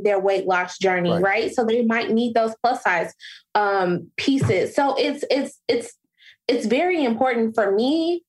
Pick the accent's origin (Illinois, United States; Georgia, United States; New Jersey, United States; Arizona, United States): Illinois, United States; Chicago; now in Atlanta, United States; I am originally from Chicago.